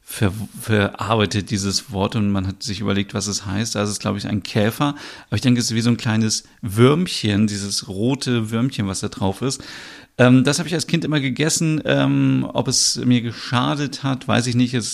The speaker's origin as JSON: {"language": "German", "region": "Northern Germany", "country": "Germany", "tie": "born or raised there", "said": "ich bin in Norddeutschland aufgewachsen und bei uns in Norddeutschland gibt es und gab es damals schon immer an jeder Tankstelle und in jedem Supermarkt"}